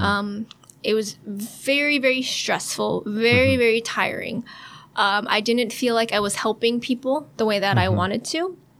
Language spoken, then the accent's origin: English; San Francisco, California, United States; I grew up in California. Mm-hmm. And uh, San Francisco